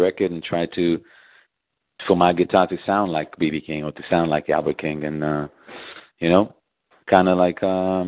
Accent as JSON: {"language": "English", "country": "Israel", "tie": "born or raised there", "also_born_or_lived": "Memphis, United States", "moved": "as an adult", "lives_now": "Chicago, United States", "said": "I was actually born and raised in Israel, and I came to America."}